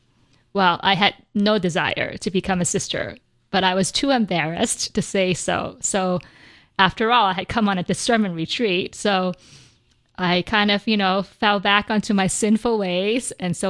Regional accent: Vancouver, British Columbia, Canada; I grew up in Vancouver, British Columbia, so they would come down to Vancouver.

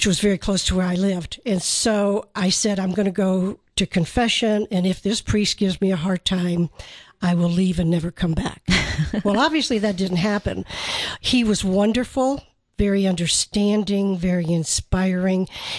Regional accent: Michigan, United States; moved away; I'm from Michigan, yes.

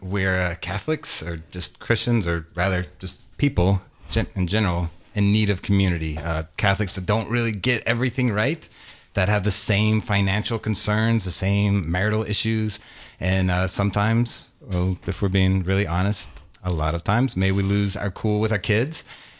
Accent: Louisiana, United States; moved away; We're both from Louisiana. We met at LSU.

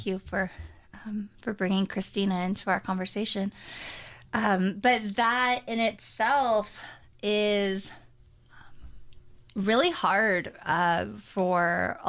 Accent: Colorado Springs, Colorado, United States; I grew up mostly in Colorado Springs, Colorado.

